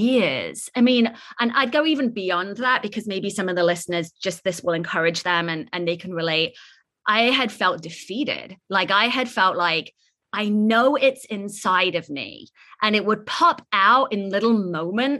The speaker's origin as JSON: {"language": "English", "region": "England", "country": "United Kingdom", "tie": "born or raised there", "moved": "yes", "lives_now": "San Francisco, United States", "said": "I'm originally from England, born and raised in this like small little village"}